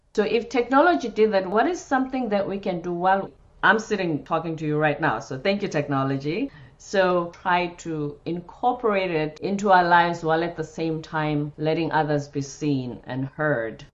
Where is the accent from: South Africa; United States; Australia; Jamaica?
South Africa; moved away; I'm from South Africa